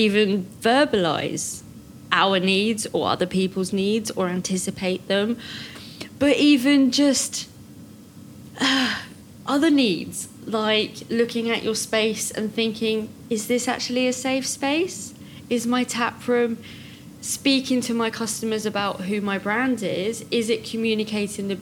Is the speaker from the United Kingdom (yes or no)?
yes; United Kingdom; we're British